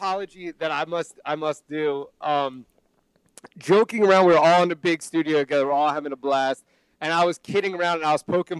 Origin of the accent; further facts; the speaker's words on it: New Jersey, United States; I'm from New Jersey.